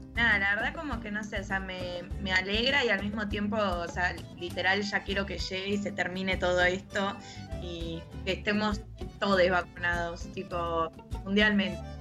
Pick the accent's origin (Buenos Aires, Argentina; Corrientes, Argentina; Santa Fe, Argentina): Buenos Aires, Argentina; me alejé de capital, yo que soy tan porteña